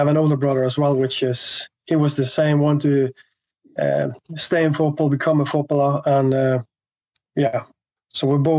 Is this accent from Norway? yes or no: yes; Bergen, Vestland, Norway; English is a second language; also born or lived in England; I grew up in the middle of the city centre of Bergen in the early 80s.